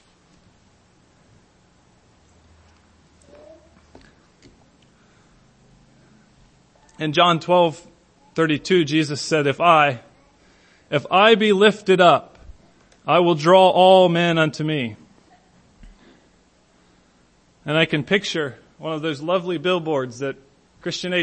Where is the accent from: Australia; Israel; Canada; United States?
United States; Hillsboro; my hometown, a little out of the way place like Hillsboro.